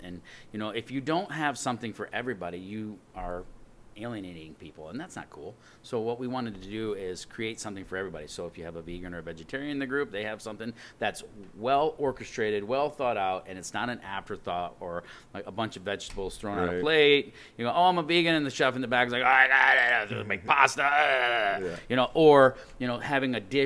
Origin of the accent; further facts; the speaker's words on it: West Branch, Michigan, United States; also born or lived in Ann Arbor, Michigan / Manistee, Michigan; I'm originally from Michigan. I was born in Ann Arbor when my dad was going to dental school at U of M. And then he graduated dental school and moved up north. So in, you know, West Branch